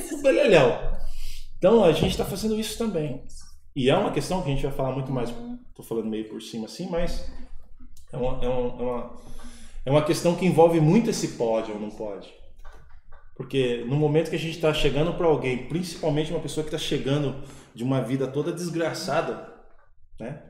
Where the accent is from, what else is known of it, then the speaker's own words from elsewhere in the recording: Piracicaba, São Paulo, Brazil; Eu sou de Piracicaba